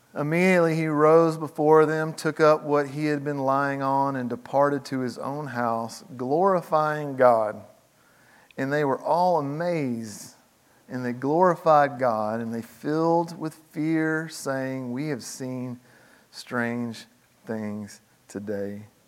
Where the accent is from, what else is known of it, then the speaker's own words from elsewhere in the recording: the South, United States; I grew up in the South, I pastored in the South.